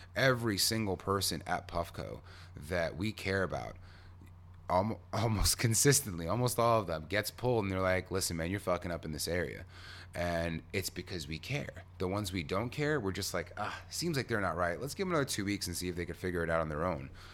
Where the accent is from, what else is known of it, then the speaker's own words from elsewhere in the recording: New York, United States; I'm a New Yorker.